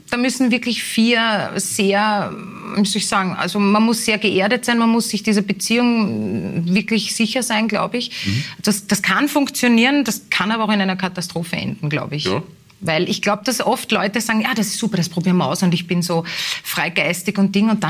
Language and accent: German; Strebersdorf, Vienna, Austria; ich bin in Strebersdorf aufgewachsen, das zwar auch am Stadtrand liegt, aber es gab dort nicht diese, diese Gemeinschaft, diese Dorfgemeinschaft, die es in Leopoldau auch gibt